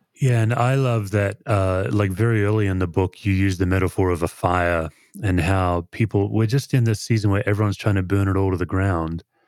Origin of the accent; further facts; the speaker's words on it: Australia; moved away as an adult; now in United States; growing up in Australia